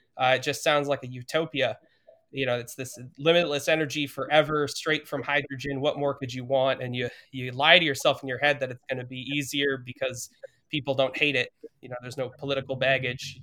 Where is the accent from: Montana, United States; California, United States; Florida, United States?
Montana, United States; moved away as an adult; also born or lived in Idaho; I grew up in Montana, which is a state with nothing nuclear except for bombs.